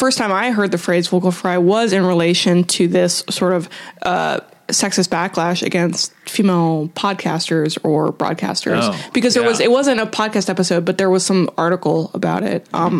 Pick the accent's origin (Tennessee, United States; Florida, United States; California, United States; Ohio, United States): California, United States; Southern; accent: California; I'm from Southern California, so I have an innate geographical vocal fry.